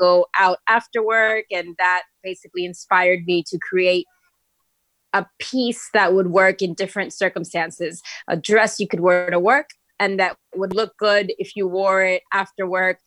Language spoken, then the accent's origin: English; Miami, Florida, United States; I'm from Miami. That's where I grew up.